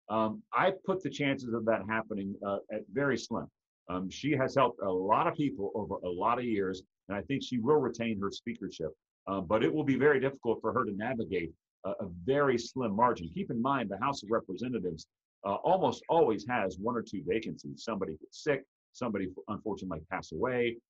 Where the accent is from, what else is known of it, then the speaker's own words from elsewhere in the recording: Atlanta, Georgia, United States; in my hometown of, of Atlanta, Georgia